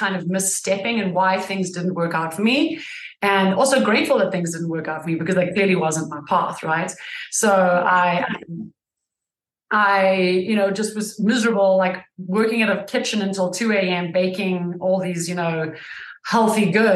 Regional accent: South Africa; now in United States; I am from South Africa originally. I've been in the States almost 20 years

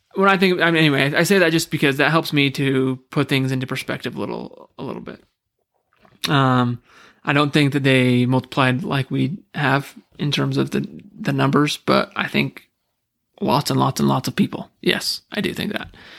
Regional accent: United States; as an American

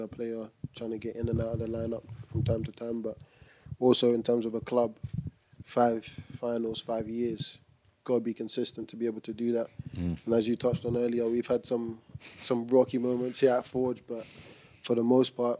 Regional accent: Canada; also born or lived in London / Nigeria; I'm not Canadian, like I grew up here

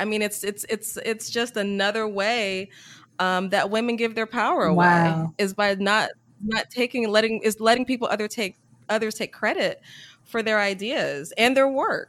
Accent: the South, United States; And, you know, I was brought up in the South where, you know, you work hard.

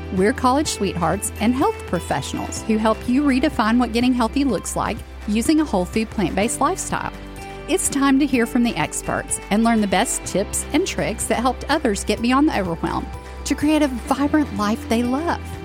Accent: the South, United States; I grew up in the South

